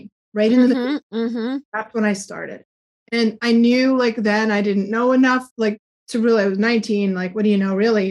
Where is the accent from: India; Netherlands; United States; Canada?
United States; New England; I'm from New England, so it's really hard for me to talk without swearing